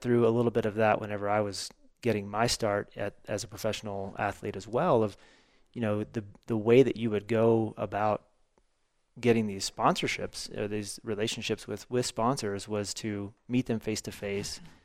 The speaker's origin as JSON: {"language": "English", "region": "the Ozarks", "country": "United States", "tie": "born or raised there", "said": "growing up in the Ozarks"}